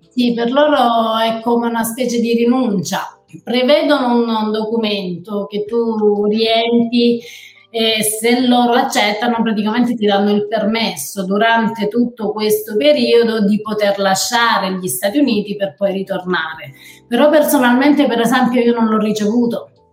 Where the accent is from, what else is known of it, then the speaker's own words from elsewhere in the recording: Dasà, Calabria, Italy; moved away as an adult; also born or lived in Rome, Italy / Maine, United States; now in United States; Io sono di un piccolissimo paese che si chiama Dasà, sconosciuto al mondo